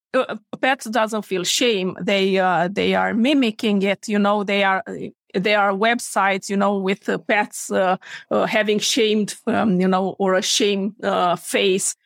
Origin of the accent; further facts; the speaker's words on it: Romania; moved away as an adult; now in Sweden; I am born and raised in Romania, moved to Sweden to practice veterinary medicine 11 years ago.